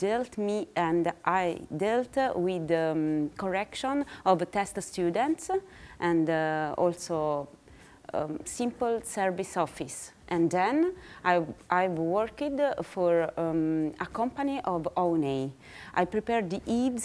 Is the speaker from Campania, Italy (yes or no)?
yes; Naples, Campania, Italy; moved away; I'm from Naples in Italy.